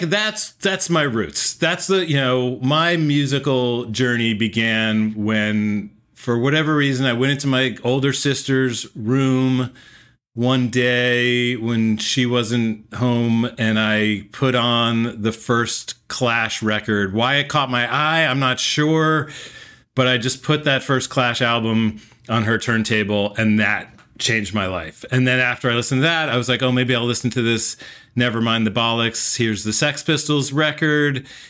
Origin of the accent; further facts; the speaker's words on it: Morristown, New Jersey, United States; I was growing up in New Jersey.